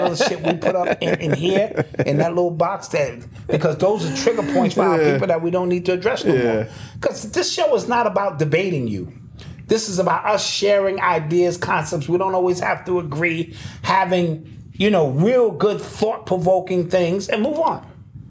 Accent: Cuba; Okay, so I come from Cuba.

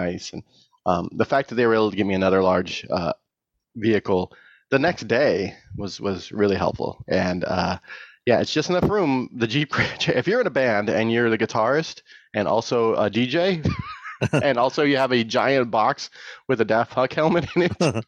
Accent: California, United States; because I am from the Bay Area, and if it's 60 degrees and overcast most of the time.

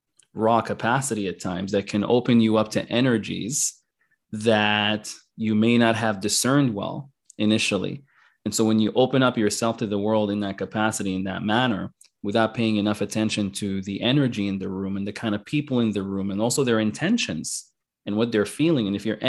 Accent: Sudan; also born or lived in Kuwait / Qatar; the civil war in Northern Sudan, South Sudan, you know, we're originally from Sudan.

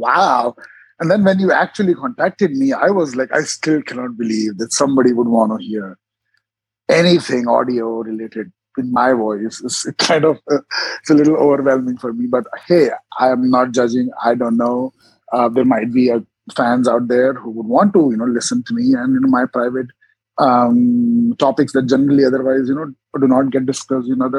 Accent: Jaipur, Rajasthan, India; moved away as an adult; now in United States; So I was born in India, in North India, state of Rajasthan, a city called Jaipur. So I'm originally Indian.

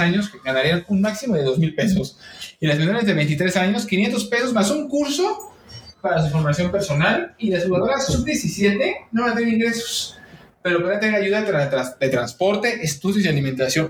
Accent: Mexico; soy mexicano

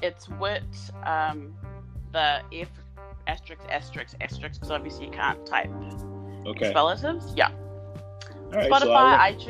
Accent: Melbourne, Victoria, Australia; I host the podcast What the Fuck, and I'm from Melbourne, Australia.

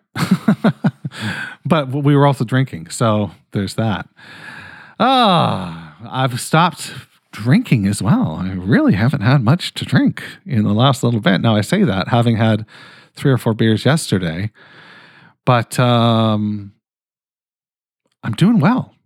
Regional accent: Canada; I'm fucking Canadian

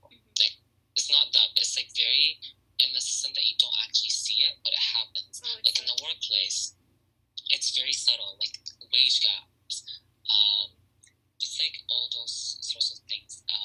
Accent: Syria; now in Canada; I'm Syrian Canadian

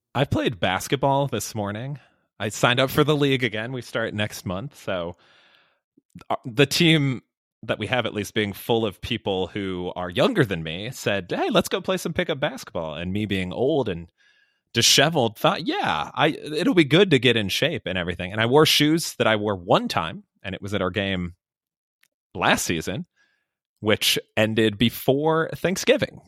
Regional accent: Chicago, Illinois, United States; I'm from Chicago area

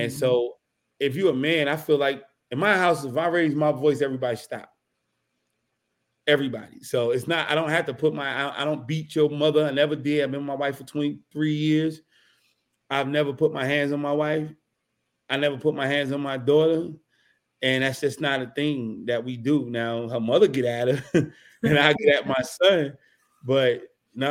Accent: Newark, New Jersey, United States; moved away; also born or lived in Washington, D.C.; I'm from Newark, New Jersey, Brick City, like that New Jersey Drive movie. Yeah, I lived that. Like, we that's where we come from, for real, for real. And I was in the heart of everything.

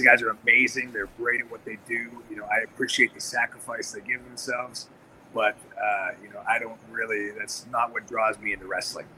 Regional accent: Pittsburgh, Pennsylvania, United States; I'm from Pittsburgh, which is a historic babyface territory

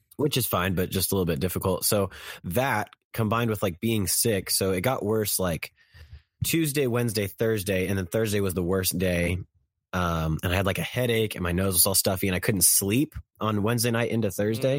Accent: Kansas City, United States; I'm from Kansas City

